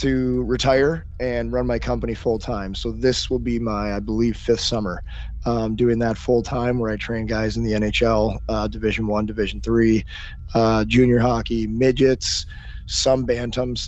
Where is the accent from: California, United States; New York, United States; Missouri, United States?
Missouri, United States; St. Louis; I grew up in St. Louis.